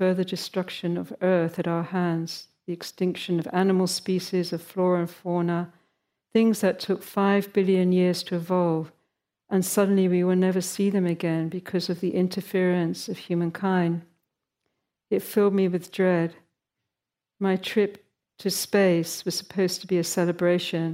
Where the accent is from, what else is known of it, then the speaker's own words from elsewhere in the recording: United Kingdom; moved away; my home country of Britain where I grew up.